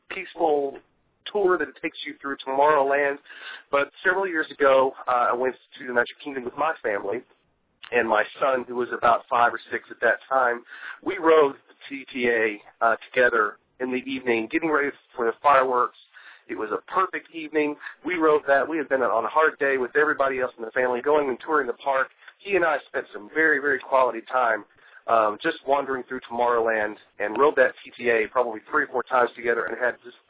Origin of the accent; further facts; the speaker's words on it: Knoxville, Tennessee, United States; when I was a kid growing up in Knoxville, Tennessee